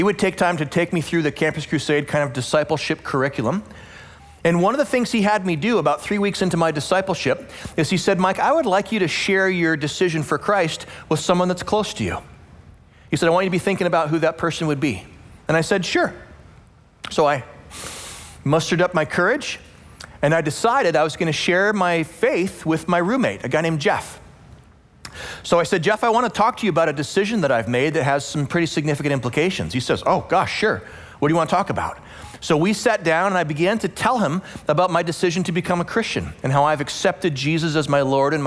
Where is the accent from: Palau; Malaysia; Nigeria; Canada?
Canada; Western Canada; moved away; also born or lived in Calgary, Alberta; I grew up in Western Canada. I attended the University of Calgary, which is in Alberta, Western Canada.